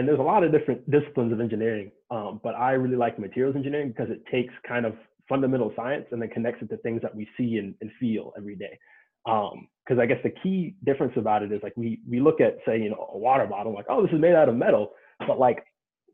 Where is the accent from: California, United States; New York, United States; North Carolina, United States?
North Carolina, United States; Cary; moved away as an adult; also born or lived in West Lafayette, Indiana; I'm from North Carolina, so I grew up in Cary, North Carolina, born and raised there